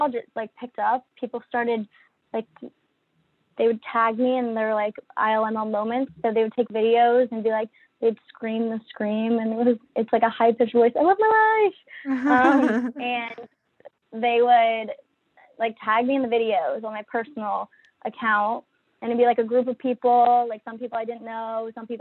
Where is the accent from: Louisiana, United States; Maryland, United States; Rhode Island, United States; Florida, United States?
Maryland, United States; Annapolis; moved away as an adult; also born or lived in Virginia / Washington, D.C. area; I'm from Annapolis, Maryland. Born and raised there.